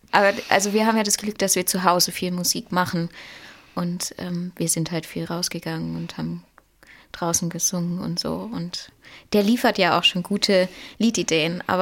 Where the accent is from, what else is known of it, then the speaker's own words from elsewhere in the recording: Moos, Baden-Württemberg, Germany; Ich komme vom Bodensee aus Moos.